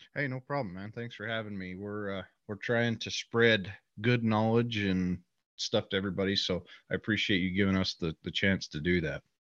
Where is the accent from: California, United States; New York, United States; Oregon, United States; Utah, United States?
Utah, United States; so I live here in Utah. I grew up in Utah